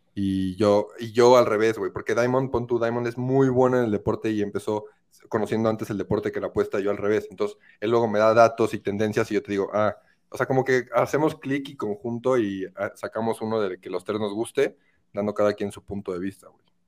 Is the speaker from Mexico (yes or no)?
yes; Querétaro, Mexico; moved away as an adult; now in Mexico City, Mexico; yo soy de Querétaro. Yo soy de Querétaro